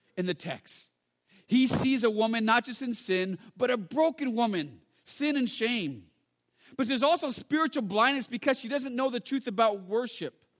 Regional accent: United States; also born or lived in England; I'm from America, but we're both Chinese anyways

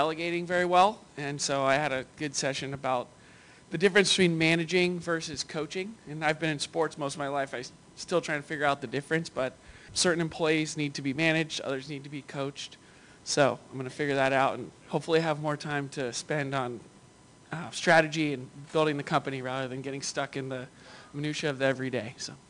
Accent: Carmel, California, United States; from Carmel, California.

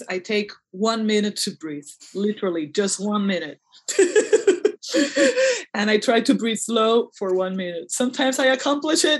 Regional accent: Puerto Rico; I'm from Puerto Rico and I prefer my name in Spanish

